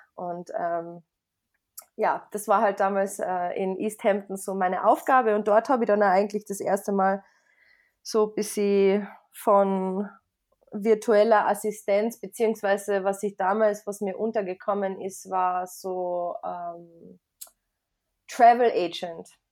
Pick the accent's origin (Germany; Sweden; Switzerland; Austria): Austria; Carinthia; also born or lived in United States; ich bin aus Österreich, aus Kärnten und äh, ich bin 29 Jahre alt